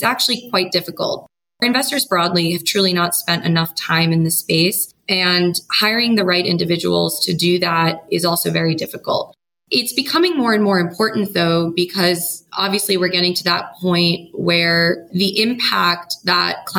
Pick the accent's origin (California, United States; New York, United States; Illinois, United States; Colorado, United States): New York, United States; also born or lived in San Francisco; I grew up in New York and I went to school in New York and I started working in New York